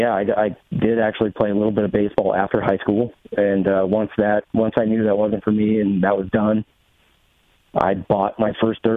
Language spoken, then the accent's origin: English; Gresham, Oregon, United States; Portland, basically, Portland. Just outside of Portland.